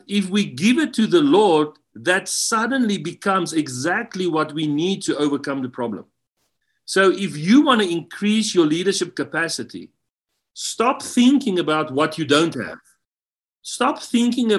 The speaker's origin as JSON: {"language": "English", "country": "South Africa", "said": "I come from South Africa, and being in the U.S."}